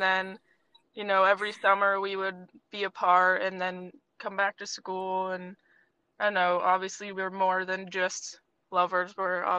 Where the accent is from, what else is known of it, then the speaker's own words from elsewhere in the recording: Vermont, United States; moved away as an adult; now in Connecticut, United States; I grew up in Vermont, where Sophia and I knew each other.